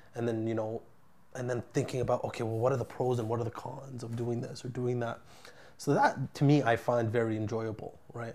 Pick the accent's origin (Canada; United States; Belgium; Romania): Canada; Ottawa, Ontario; moved away as an adult; now in Vancouver, Canada; I moved here from my hometown of Ottawa, my network, my family, everybody's still there